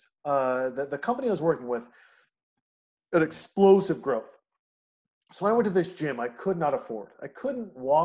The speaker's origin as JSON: {"language": "English", "town": "Newport Beach", "region": "California", "country": "United States", "tie": "born or raised there", "said": "as a young man growing up in Newport Beach"}